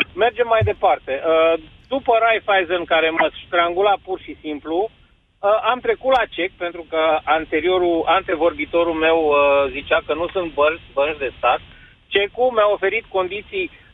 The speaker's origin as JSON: {"language": "Romanian", "country": "Romania", "said": "ne privesc că suntem români și venim dintr-o economie care șchiopătă"}